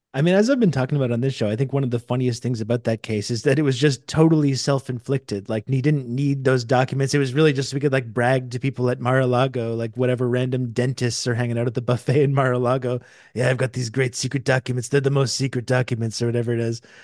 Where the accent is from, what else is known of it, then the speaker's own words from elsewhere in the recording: Canada; I'm from Canada